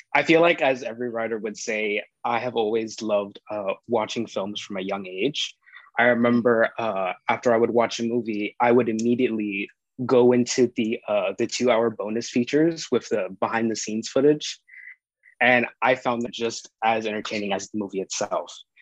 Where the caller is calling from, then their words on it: Miami, Florida, United States; I am calling from Miami